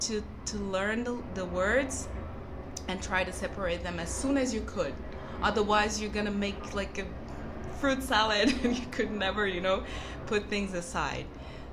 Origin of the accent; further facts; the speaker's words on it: Brazil; English is a second language; I speak French, but I'm not French, I'm Brazilian.